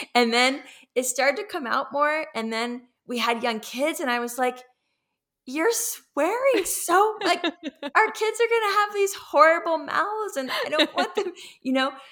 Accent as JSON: {"language": "English", "town": "Los Angeles", "region": "California", "country": "United States", "said": "I come from Los Angeles"}